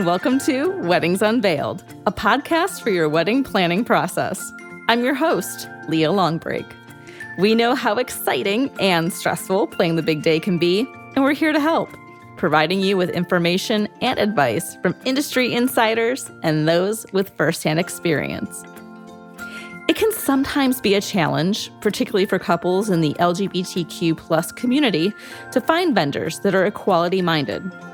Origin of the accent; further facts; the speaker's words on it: Northeast Ohio, United States; I'm from Northeast Ohio